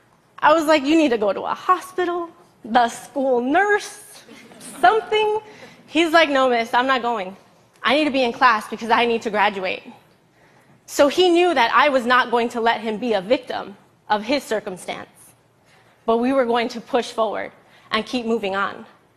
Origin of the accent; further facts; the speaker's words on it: Los Angeles, California, United States; I grew up in East Los Angeles, not even realizing I was poor.